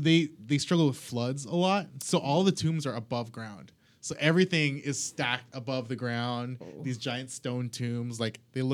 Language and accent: English; Philippines; I am Filipino.